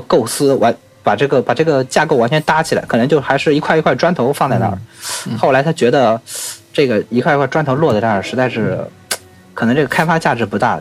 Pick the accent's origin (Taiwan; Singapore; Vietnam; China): China; 但是我们中国人喜欢算虚岁